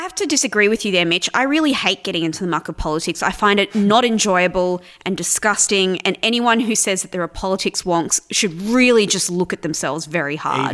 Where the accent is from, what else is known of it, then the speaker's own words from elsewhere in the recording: New South Wales, Australia; now in Victoria, Australia; I'm originally from New South Wales, um, and I moved to Victoria about ten years ago